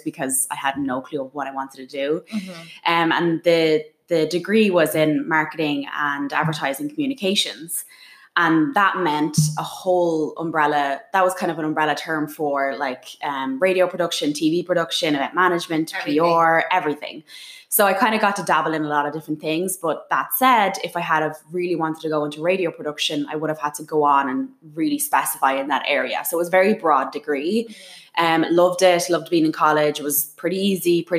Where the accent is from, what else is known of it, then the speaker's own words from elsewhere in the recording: Dublin, Leinster, Ireland; moved away as an adult; now in New York City, United States; I was born in Dublin, and I went into education in Dublin